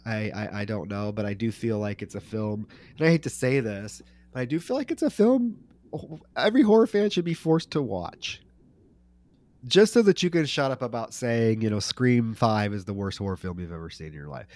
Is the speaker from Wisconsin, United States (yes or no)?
no; Iowa, United States; I'm from Iowa